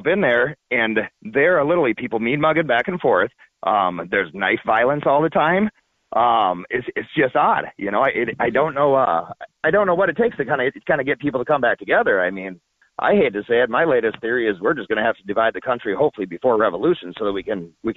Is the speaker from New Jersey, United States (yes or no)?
no; Minneapolis, Minnesota, United States; I grew up in Minneapolis, first 25 years of my life.